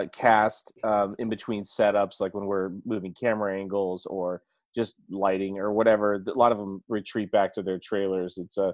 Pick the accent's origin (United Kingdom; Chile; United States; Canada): United States; California; I'm from California.